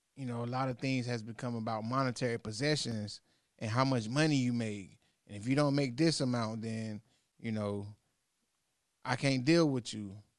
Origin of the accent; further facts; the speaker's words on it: North Carolina, United States; I'm from North Carolina